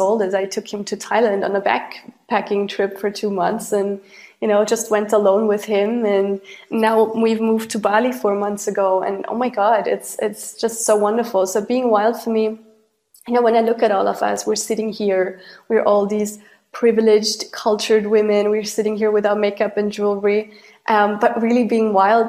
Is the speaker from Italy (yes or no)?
no; Austria; I grew up in Austria and Europe